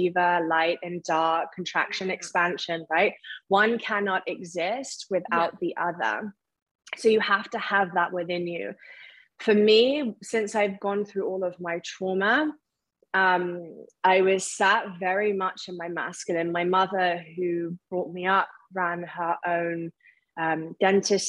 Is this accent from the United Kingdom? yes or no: yes; Surrey, South East England, United Kingdom; moved away as an adult; also born or lived in Isle of Wight; I'm originally from Surrey